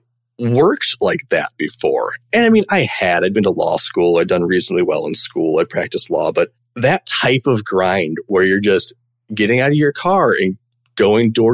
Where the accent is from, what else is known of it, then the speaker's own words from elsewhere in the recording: Champaign, Illinois, United States; now in Chicago, United States; I grew up in Champaign, Illinois